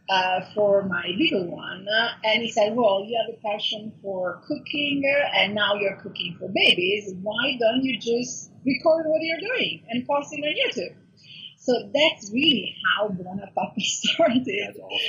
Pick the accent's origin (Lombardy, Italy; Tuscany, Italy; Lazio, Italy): Lombardy, Italy; Milan; moved away as an adult; now in Los Angeles, United States; okay, so I'm Italian. So I was born and raised in Italy, in Milano. And then I decided 10 years ago, oh my God, it really flies, to move to California, to Los Angeles